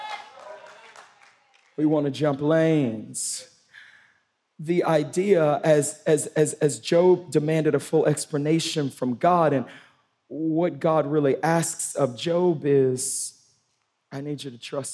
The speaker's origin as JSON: {"language": "English", "region": "Louisiana", "country": "United States", "moved": "yes", "said": "Where I'm from in the South, I'm from Louisiana, the state of Louisiana, way down south"}